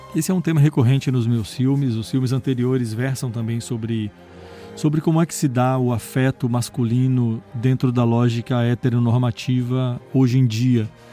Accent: Brazil

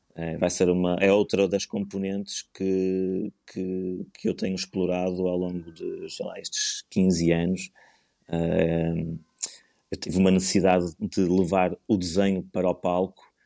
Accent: Porto, Norte, Portugal; now in Leça da Palmeira, Portugal; eu nasci no Porto e vivo na fantástica Lessa da Palmeira, na melhor terra de Portugal

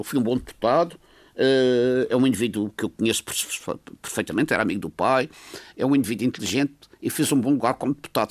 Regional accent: Madeira, Portugal; eu sou madeirense, tenho muito orgulho em ser madeirense

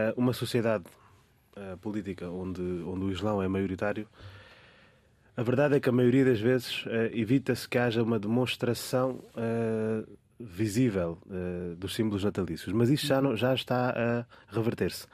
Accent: Portugal; como português que já cá nasci e cresci também

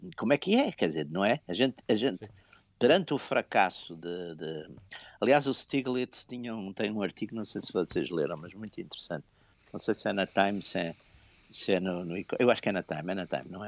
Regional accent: Porto, Norte, Portugal; eu, eu, sou do Porto

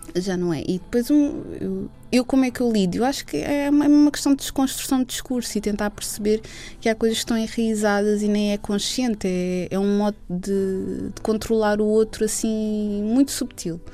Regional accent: Lisbon, Portugal; Eu sempre vivi uh, na área de Lisboa

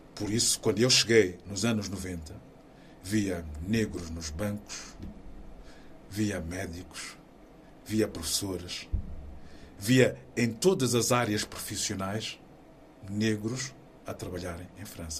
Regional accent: Maputo, Mozambique; moved away as an adult; now in Portugal; Maputo, na cidade onde eu nasci

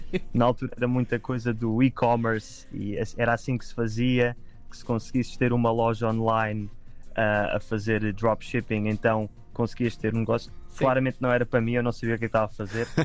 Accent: Lisbon, Portugal; aqui em Lisboa, aqui em Lisboa, em Lisboa, agora não estou em Lisboa, um, ah, que é de onde eu sou e é onde vivo normalmente.

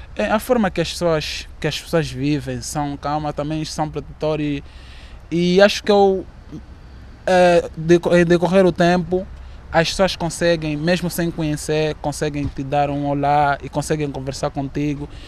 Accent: Kilamba, Luanda Province, Angola; moved away as an adult; now in Porto, Portugal; vim da cidade do Quilamba, uh, Benfica, e vim, vim cá para estudar, trabalhar

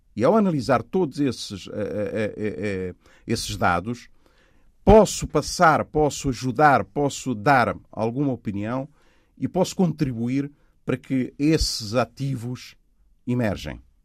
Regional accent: Angola; moved away; also born or lived in Cape Verde; Cabo Verde, onde eu nasci, Angola, onde eu cresci

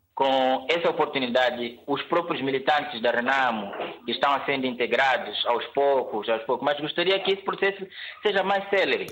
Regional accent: Mozambique; now in Menongue, Angola; Eu sou moçambicano

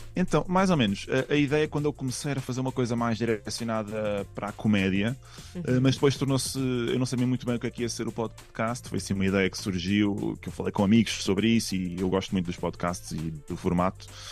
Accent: Portugal; now in Madrid, Spain; eu sou muito português

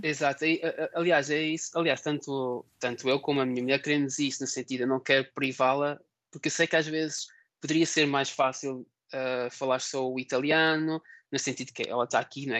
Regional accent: Portugal; moved away as an adult; also born or lived in Sweden / Germany / Poland; now in Cuggiono, Italy; nós como portugueses

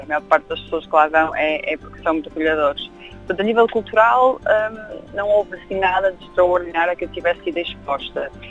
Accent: Portugal; moved away as an adult; now in London, United Kingdom; saí de Portugal, mal acabei o curso

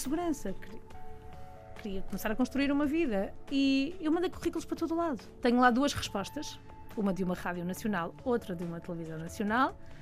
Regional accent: Almada, Setúbal, Portugal; pelo contexto onde eu cresci, em Almada, eh, e todo aquele distrito de Setúbal

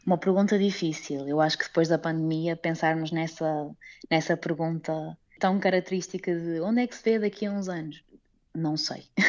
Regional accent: Portugal; moved away as an adult; now in Macau, China; os nossos familiares em Portugal

